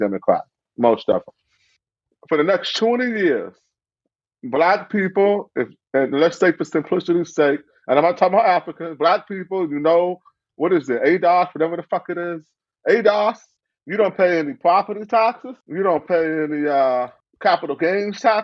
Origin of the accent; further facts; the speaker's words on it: Cleveland, Ohio, United States; also born or lived in South Euclid, Ohio; I grew up in Cleveland, Ohio